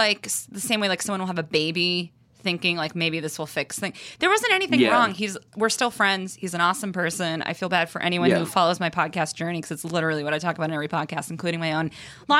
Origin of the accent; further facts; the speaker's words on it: Boston, Massachusetts, United States; also born or lived in New York; now in Los Angeles, United States; No, I'm from Boston originally.